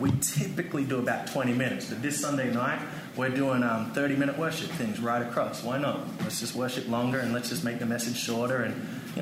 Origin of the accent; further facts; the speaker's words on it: Australia; moved away as an adult; now in United States; I'm an Australian. I'm white